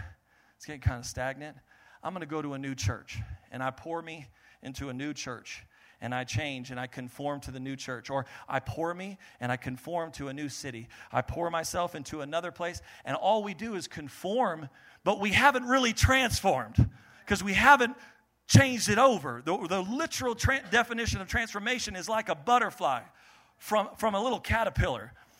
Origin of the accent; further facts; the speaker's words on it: Maine, United States; born there; also born or lived in New Jersey / New York / Texas; I was born in Maine, and then lived in New Jersey, back to Maine, and then moved to New York, then moved back to Maine